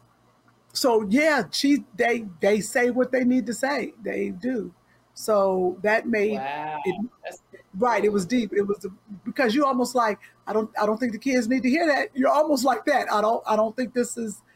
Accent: Cleveland, Ohio, United States; also born or lived in Nashville, Tennessee; I'm from Cleveland.

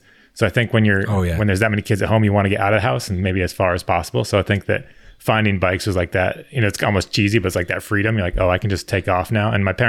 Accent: Connecticut, United States; I grew up in Connecticut.

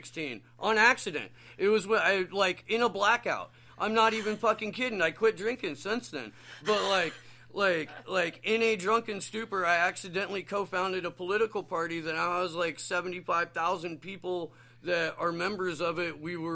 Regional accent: Midwest, United States; I grew up in the Midwest, but I have a lot of connections to New York.

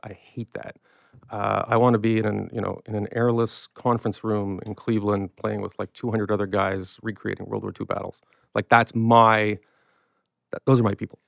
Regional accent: Canada; I'm a Canadian

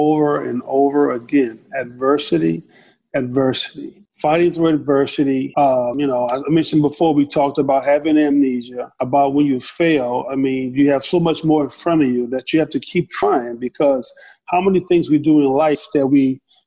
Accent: the South, United States; in my house growing up in the South

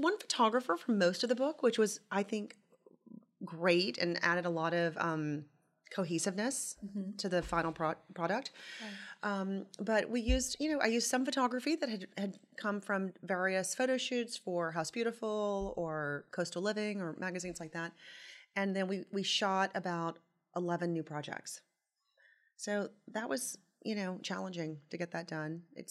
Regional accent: Tupelo, Mississippi, United States; moved away as an adult; also born or lived in Nashville, Tennessee; now in New York City, United States; I'm from Tupelo, Mississippi. I grew up there, went to high school there, and then went to Vanderbilt, and then to Parsons in New York

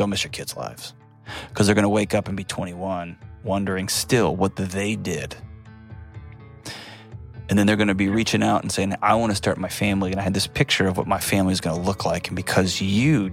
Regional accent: Texas, United States; moved away; I'm from Texas. It's my hometown. It's a home state. Not my hometown, but it's my home state.

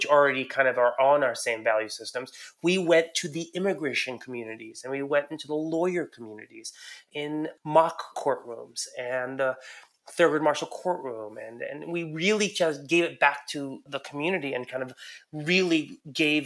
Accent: Iran; moved away; I'm an immigrant. I was born in Iran

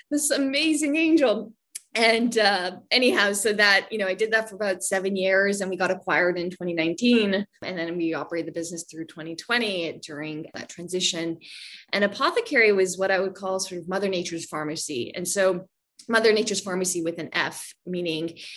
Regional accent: Vancouver, British Columbia, Canada; also born or lived in Virginia area; now in Virginia, United States; I am originally from Vancouver, Canada.

